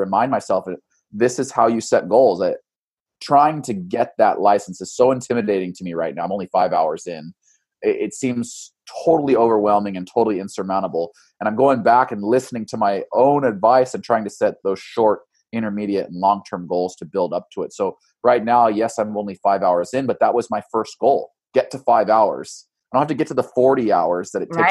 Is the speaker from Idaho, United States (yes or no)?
yes; Boise, Idaho, United States; now in Eugene, United States; I grew up in Boise